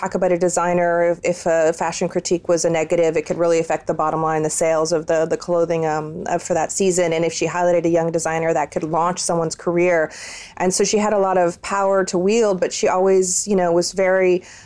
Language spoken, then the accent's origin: English; San Francisco, California, United States; also born or lived in Milan; I grew up in California, born and raised California girl in San Francisco